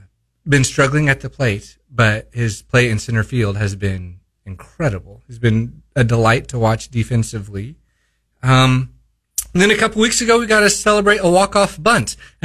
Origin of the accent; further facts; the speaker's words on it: Springfield, Missouri, United States; I grew up in Springfield and I'm a Royals fan.